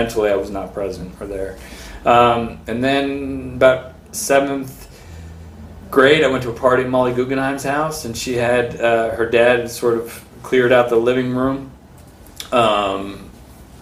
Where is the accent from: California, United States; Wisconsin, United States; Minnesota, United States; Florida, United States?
California, United States; San Francisco; I was born in San Francisco, born and raised.